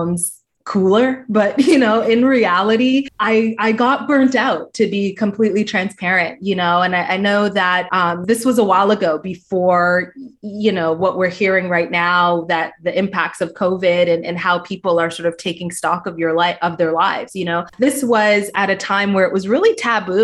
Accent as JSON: {"language": "English", "country": "Canada", "also_born_or_lived": "Toronto", "moved": "as an adult", "said": "I'm from Canada"}